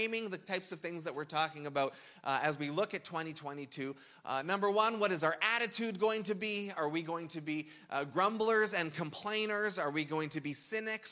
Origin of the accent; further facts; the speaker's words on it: Canada; We're Canadian